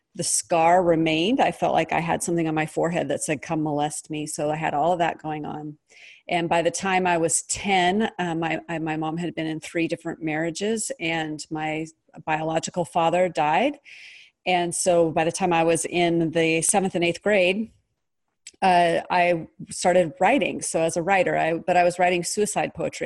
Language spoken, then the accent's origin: English; Pacific Northwest, United States; I was raised in the Pacific Northwest